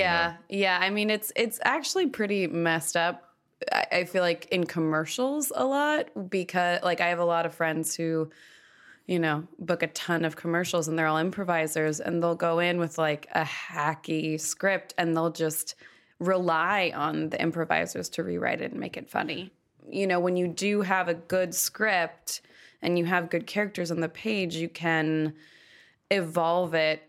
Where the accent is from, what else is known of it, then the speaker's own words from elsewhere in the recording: Malibu, California, United States; also born or lived in Los Angeles; I am from Los Angeles. I grew up in Malibu